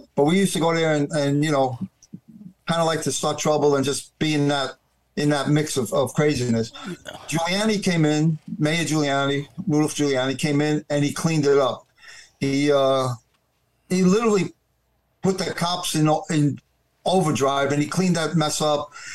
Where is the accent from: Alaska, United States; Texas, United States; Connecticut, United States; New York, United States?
New York, United States; New York City; I was born and raised in Brooklyn, New York